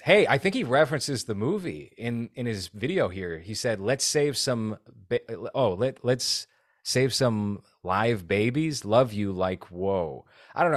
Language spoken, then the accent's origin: English; Massachusetts, United States; my home state of Massachusetts